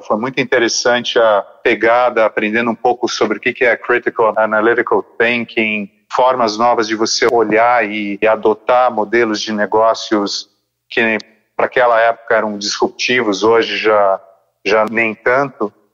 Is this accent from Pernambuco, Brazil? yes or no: no; São Paulo, Brazil; Eu estudei, acho que boa parte da minha infância com você no St. Paul's, é um colégio bilíngue aqui de São Paulo